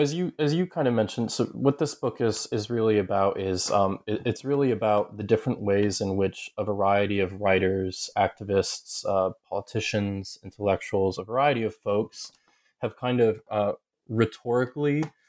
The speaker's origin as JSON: {"language": "English", "region": "Ohio", "country": "United States", "tie": "born or raised there", "also_born_or_lived": "New York", "said": "I grew up in Southern Ohio, though I'm from upstate New York, and I grew up closeted and in a community that I perceived as being a kind of somewhat hostile."}